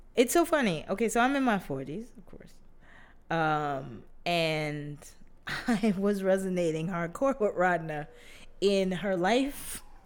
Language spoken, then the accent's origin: English; New York City, New York, United States